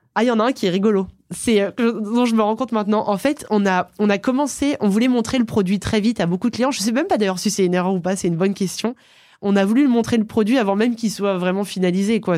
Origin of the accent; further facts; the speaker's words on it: Aix-les-Bains, Auvergne-Rhône-Alpes, France; Je viens d'Aix-les-Bains. C'est une ville en Savoie au bord du lac du Bourget